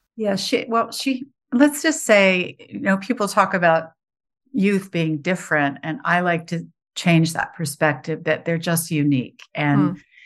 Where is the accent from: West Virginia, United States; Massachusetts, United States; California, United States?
West Virginia, United States; moved away; I grew up in West Virginia.